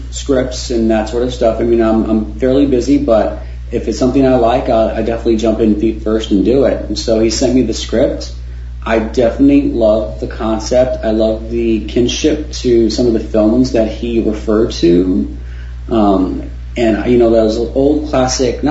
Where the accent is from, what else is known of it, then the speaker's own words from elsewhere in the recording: Tucson, Arizona, United States; I was raised in Tucson